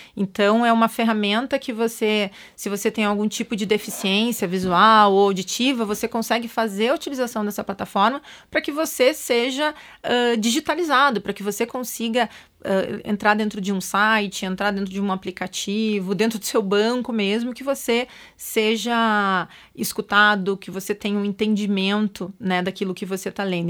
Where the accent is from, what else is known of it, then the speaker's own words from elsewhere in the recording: Pelotas, Rio Grande do Sul, Brazil; now in São Paulo, Brazil; a periferia de Pelotas, que foi onde eu nasci, não tinha nada